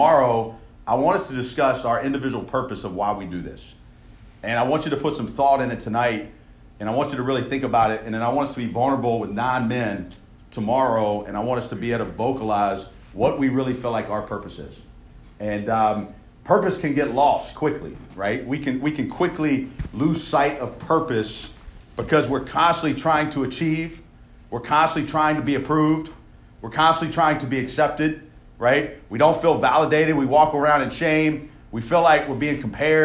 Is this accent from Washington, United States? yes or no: no; Louisiana, United States; I grew up in Louisiana